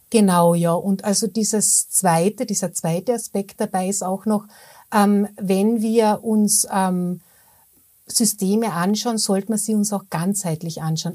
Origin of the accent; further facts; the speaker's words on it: Austria; bei uns in Österreich